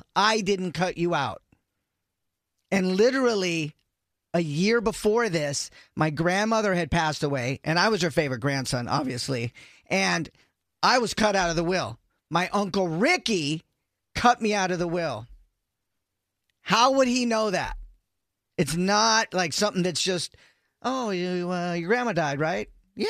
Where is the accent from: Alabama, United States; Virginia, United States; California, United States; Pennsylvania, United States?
California, United States; moved away; also born or lived in San Francisco / Chicago; I'm from San Francisco. I grew up in Lake Tahoe. Then I moved to Chicago, in 94.